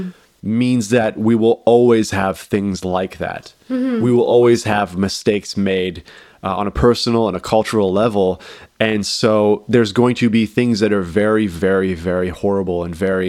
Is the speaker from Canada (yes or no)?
yes; Canada; as a Canadian